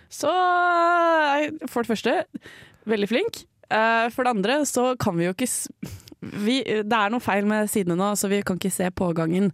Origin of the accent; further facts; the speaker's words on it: Raufoss, Innlandet, Norway; also born or lived in Villajoyosa, Spain / Alfaz del Pi, Spain; now in Trondheim, Norway; jeg kommer fra Toten, fra Raufoss. Men, ja. men, jeg ble ikke født